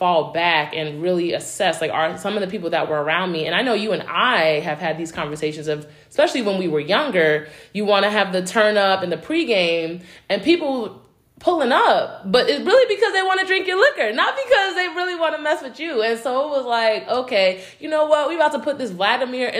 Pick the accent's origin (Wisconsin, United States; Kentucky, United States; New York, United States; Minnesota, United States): New York, United States; New York City; moved away; I'm from New York, originally from Brooklyn.